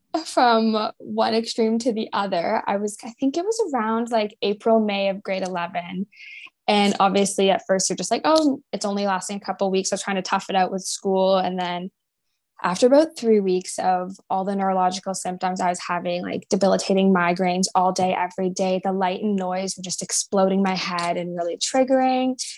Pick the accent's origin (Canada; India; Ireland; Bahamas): Canada; St. Catharines, Ontario; moved away as an adult; also born or lived in Florida; now in Toronto, Canada; I grew up in St. Catharines, Ontario, in Canada.